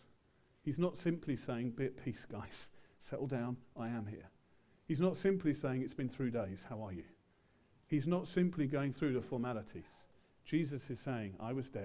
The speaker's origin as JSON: {"language": "English", "region": "England", "country": "United Kingdom", "said": "we're English."}